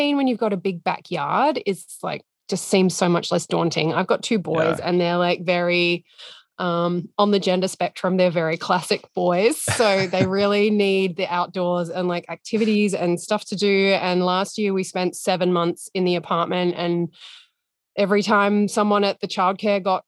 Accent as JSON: {"language": "English", "town": "Adelaide", "region": "South Australia", "country": "Australia", "also_born_or_lived": "Sydney, Australia", "moved": "as an adult", "lives_now": "Berlin, Germany", "said": "I'm from Adelaide, which is like a small town."}